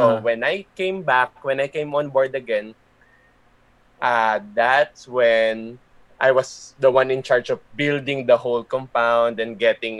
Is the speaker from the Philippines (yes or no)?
yes; Laguna, Calabarzon, Philippines; So went back home to Laguna. I'm originally from Laguna.